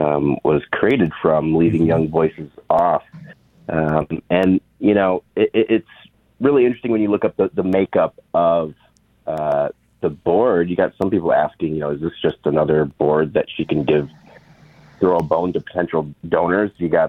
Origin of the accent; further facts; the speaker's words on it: Midland, Michigan, United States; I love the state of Michigan. I got it tattooed on my arm. Oh. I grew up in Midland.